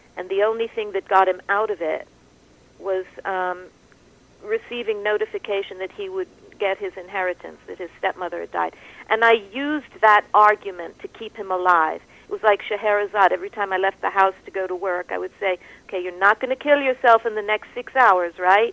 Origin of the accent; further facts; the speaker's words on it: New York, United States; I speak as a New Yorker